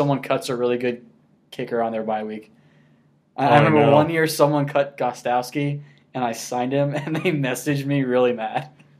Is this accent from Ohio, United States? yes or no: yes; Cincinnati, Ohio, United States; So I'm from Cincy